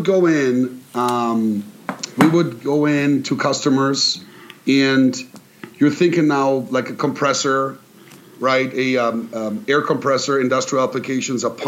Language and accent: English; near Karlsruhe, Baden-Württemberg, Germany; moved away; So I grew up in Germany in a town by Karlsruhe, which no one's heard of unless you're from Germany